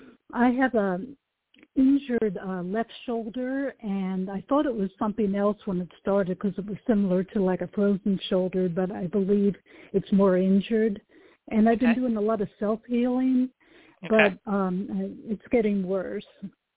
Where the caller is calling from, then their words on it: Oregon, United States; Hi, Starlet. It's … from Oregon.